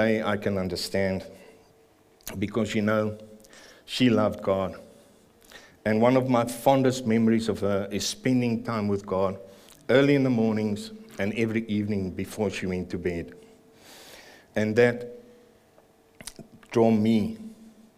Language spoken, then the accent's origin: English; Pretoria, Gauteng, South Africa; moved away as an adult; also born or lived in Greymouth, New Zealand; now in New Zealand; I was born and raised in Pretoria